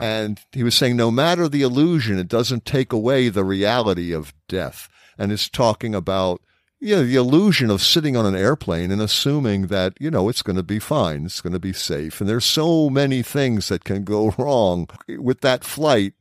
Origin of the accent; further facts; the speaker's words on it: United States; as an American